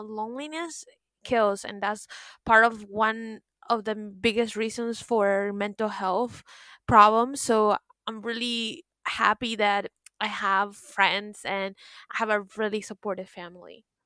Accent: Miami, Florida, United States; I'm from Miami

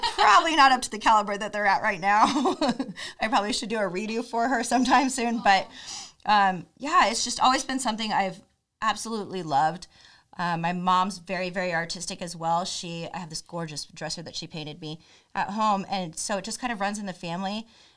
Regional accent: Missouri, United States; I'm from Missouri

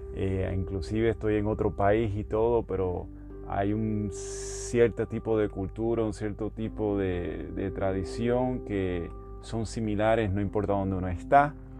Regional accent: Puerto Rico; moved away; casi todos los que somos del área de Puerto Rico de Latinoamérica

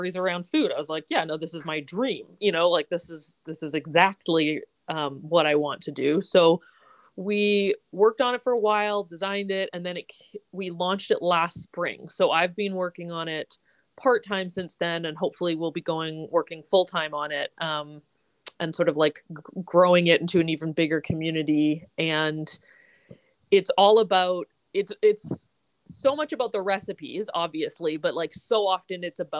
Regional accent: British Columbia, Canada; I grew up in BC.

